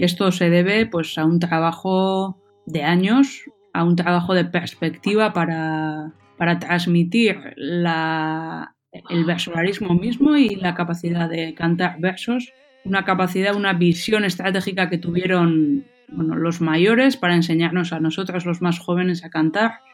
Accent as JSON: {"language": "Spanish", "town": "Hernani", "region": "Basque Country", "country": "Spain", "tie": "born or raised there", "first_language": "Basque", "second_language": "Spanish", "said": "aquí en Hernani, en mi pueblo"}